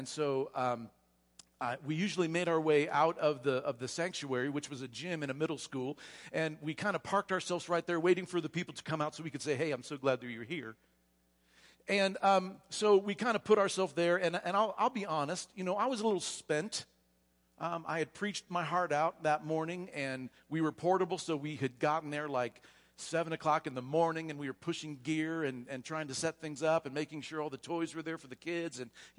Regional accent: Florida, United States; But we are from South Florida, and we'll talk about that a little bit later.

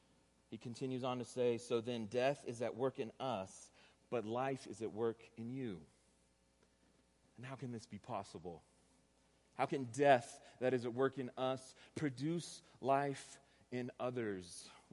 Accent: Texas, United States; accent: Texas; I'm from Texas, and so I'm going to use a Texas accent, so prepare yourself for this.

